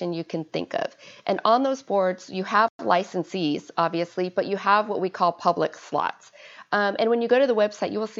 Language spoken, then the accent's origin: English; Arizona, United States; moved away; I am from Arizona, originally born and raised